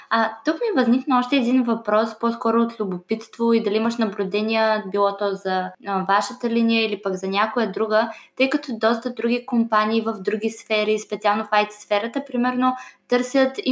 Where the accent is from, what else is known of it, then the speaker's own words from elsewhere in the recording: Russia; Общо взето от Русия съм